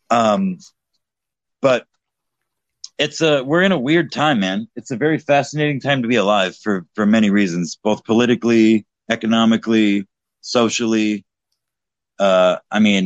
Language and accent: English; Texas, United States; now in Indiana, United States; I currently live in Indiana, which is a Republican state, as you know, but I was born and raised in Texas